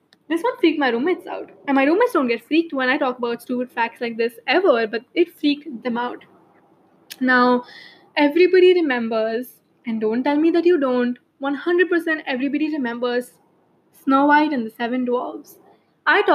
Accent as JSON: {"language": "English", "country": "India", "said": "as an Indian"}